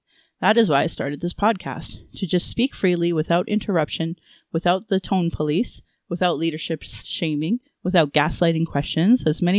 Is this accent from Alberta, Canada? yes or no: yes; Calgary, Alberta, Canada; I was born in Calgary.